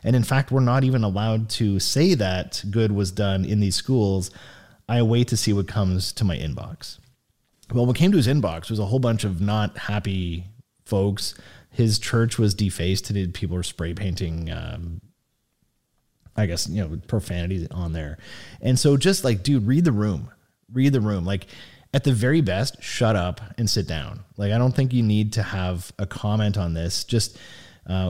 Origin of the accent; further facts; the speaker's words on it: Sault Ste. Marie, Ontario, Canada; my hometown of Sault Ste. Marie